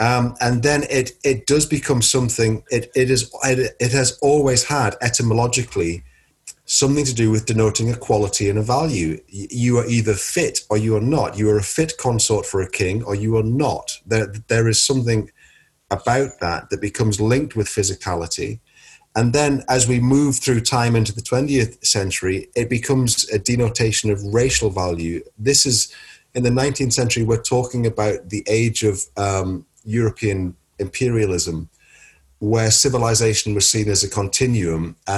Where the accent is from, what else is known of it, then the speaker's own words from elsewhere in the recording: United Kingdom; because we're British and everything is basically a footnote to the Victorian period in our country